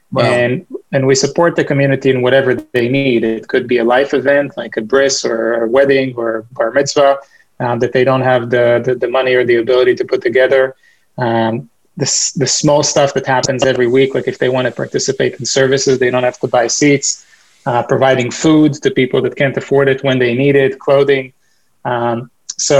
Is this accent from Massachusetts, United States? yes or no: yes; Boston, Massachusetts, United States; I'm from Boston